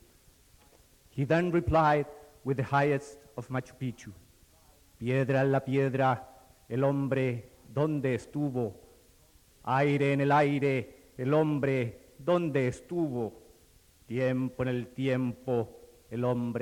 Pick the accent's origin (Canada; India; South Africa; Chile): Chile; I come from Chile. As a Chilean poet